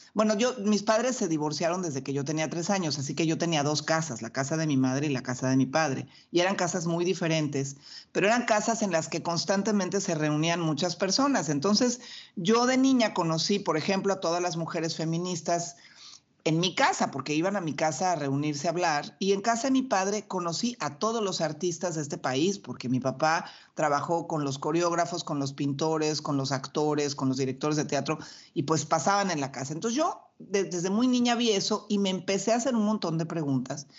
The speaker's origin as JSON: {"language": "Spanish", "country": "Mexico", "said": "yo además soy mexicana"}